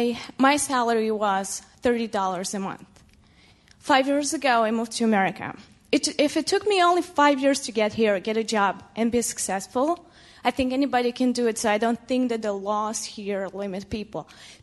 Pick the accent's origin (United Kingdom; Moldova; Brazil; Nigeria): Moldova; moved away as an adult; now in United States; I'm an immigrant. I was born in Soviet Union. Now it's Moldova, the poorest country on the continent, I think, in Europe.